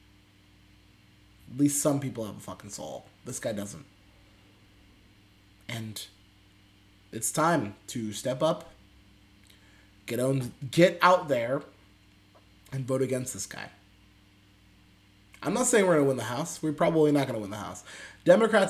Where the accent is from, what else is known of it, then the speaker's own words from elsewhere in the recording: Pennsylvania, United States; also born or lived in Texas; I'm from a fucking weirdo from fucking Pennsylvania. I was born in Texas though